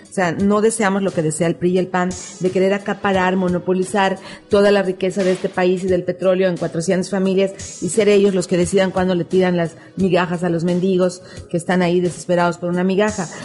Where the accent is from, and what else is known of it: Mexico; also born or lived in Mexico City / Quintana Roo